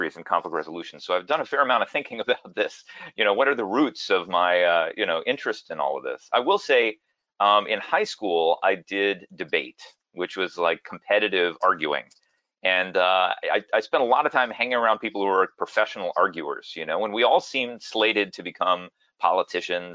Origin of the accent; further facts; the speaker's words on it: Dallas, Texas, United States; moved away as an adult; also born or lived in New York City / Philadelphia / Washington, D.C. / Eritrea; now in San Jose, United States; I was actually born in New York City. My dad was getting his PhD at NYU, but I moved to Texas when I was 3, and I grew up in Dallas, Texas